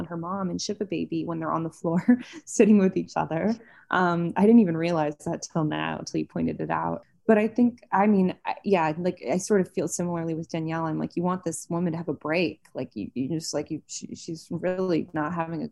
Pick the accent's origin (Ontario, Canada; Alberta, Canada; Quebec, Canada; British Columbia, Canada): Ontario, Canada; Toronto; moved away; also born or lived in New York; I'm from Toronto, but I lived in New York for 7 years.